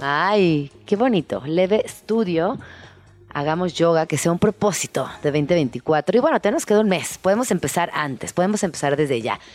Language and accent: Spanish; Mexico City, Mexico; todas las personas que somos chilangas